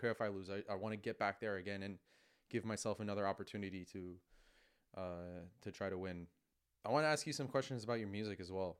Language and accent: English; New York, United States; growing up in New York, we're so spoiled to have the U S Open in our backyard